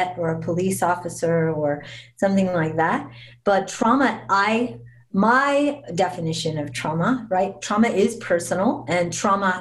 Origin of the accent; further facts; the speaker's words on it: Las Vegas, Nevada, United States; I'm born and raised in Las Vegas